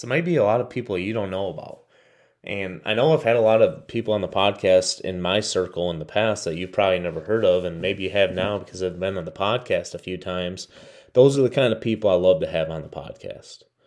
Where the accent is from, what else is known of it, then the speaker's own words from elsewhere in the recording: Michigan, United States; my home state of Michigan